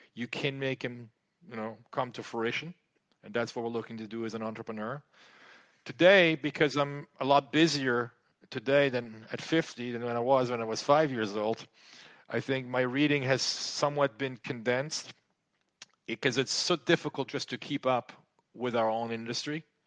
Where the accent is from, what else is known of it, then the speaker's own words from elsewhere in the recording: France; moved away as an adult; also born or lived in United States; I was growing up in France.